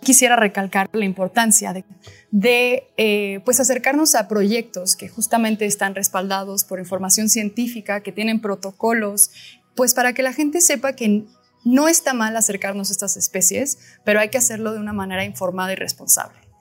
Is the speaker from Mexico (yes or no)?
yes; Mexico; Parte de nuestro patrimonio, ¿no? Como mexicanos